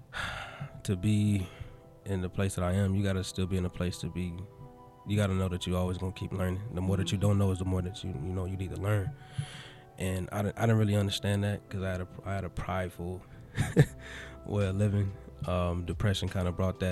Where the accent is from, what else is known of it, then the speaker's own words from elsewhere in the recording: Compton, California, United States; I'm from Compton, California. Still residing there, and also grew up there